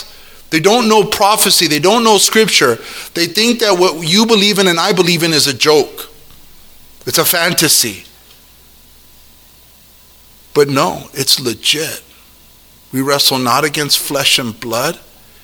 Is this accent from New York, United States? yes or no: no; Hawaii, United States; I'm Hawaiian